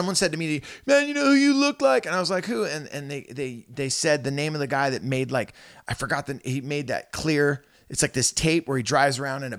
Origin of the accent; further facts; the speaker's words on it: Santa Cruz, California, United States; like, every car I ever got into as a kid growing up, it was like the scent of patchouli, because I was growing up in Santa